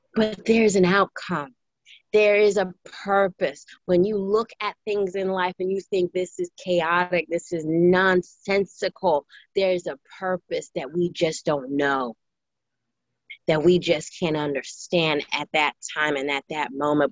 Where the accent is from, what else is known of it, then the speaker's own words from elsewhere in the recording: New York City, New York, United States; now in Maryland, United States; I grew up in Brooklyn, New York.